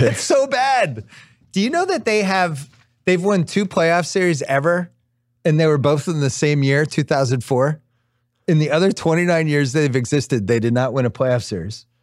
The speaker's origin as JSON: {"language": "English", "town": "Boston", "region": "Massachusetts", "country": "United States", "said": "I'm from Boston"}